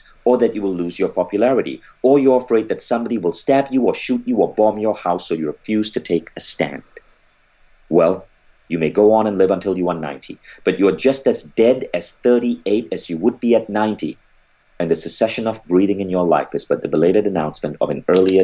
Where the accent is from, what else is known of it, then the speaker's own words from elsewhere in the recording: Malaysia; I grew up in Malaysia